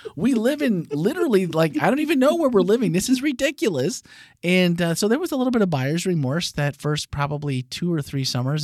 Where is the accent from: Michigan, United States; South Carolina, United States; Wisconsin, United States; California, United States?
Wisconsin, United States; I grew up in Wisconsin, just across the lake there